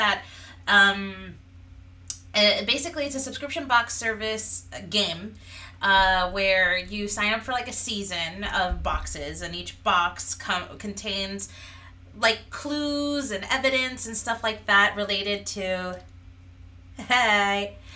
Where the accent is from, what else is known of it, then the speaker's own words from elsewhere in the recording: Miami, Florida, United States; We're from Miami, Florida